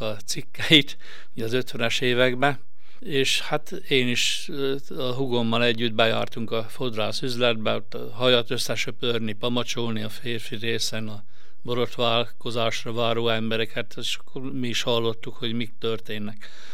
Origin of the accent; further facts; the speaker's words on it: Ajka, Veszprém County, Hungary; also born or lived in Győr; vallásos jobboldali szellemiségi családba születtem. A szüleim mind a ketten fodrászok voltak ajkán.